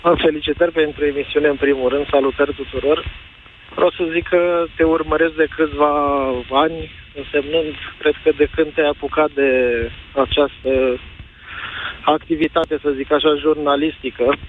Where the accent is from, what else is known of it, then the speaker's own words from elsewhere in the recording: Romania; Sunt român din România